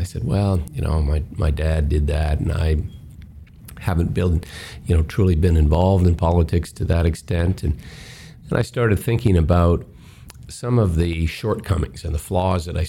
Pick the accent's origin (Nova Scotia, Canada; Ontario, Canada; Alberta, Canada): Nova Scotia, Canada; Westray mine hometown; Something quite catastrophic happened in my hometown. There was an explosion in a mine, the Westray mine